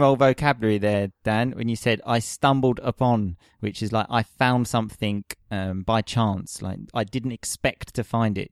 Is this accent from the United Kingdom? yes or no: yes; England, United Kingdom; moved away; also born or lived in Rome; I have to make the step from being an English hooligan